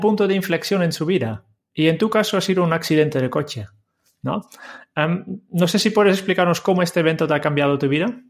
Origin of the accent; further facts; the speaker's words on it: Netherlands; como holandés